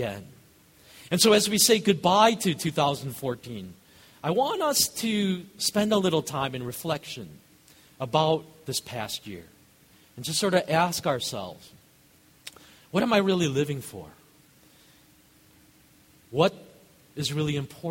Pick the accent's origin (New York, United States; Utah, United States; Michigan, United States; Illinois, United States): Illinois, United States; Chicago; also born or lived in Kenya; I grew up here in Chicago